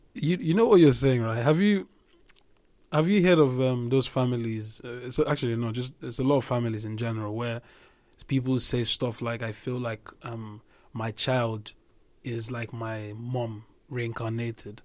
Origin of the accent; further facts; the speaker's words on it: Nigeria; we grew up in Nigeria